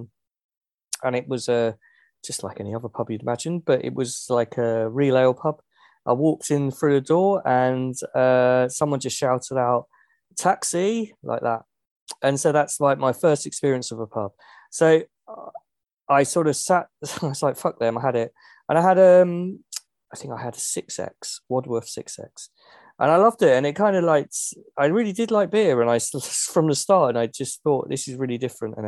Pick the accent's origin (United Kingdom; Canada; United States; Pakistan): United Kingdom; Dunstable, East of England; when I was 15, so I grew up in Dunstable, and Dunstable's in Bedfordshire next to Luton.